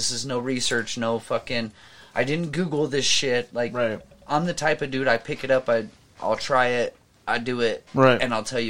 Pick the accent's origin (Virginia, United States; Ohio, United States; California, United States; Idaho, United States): Idaho, United States; moved away; also born or lived in Oregon; I was born in Idaho, but I bleed green.